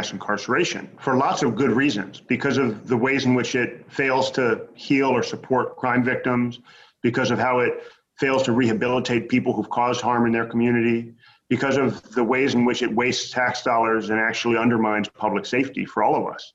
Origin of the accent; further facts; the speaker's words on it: Bay Area, California, United States; San Quentin Prison right near my hometown in the Bay Area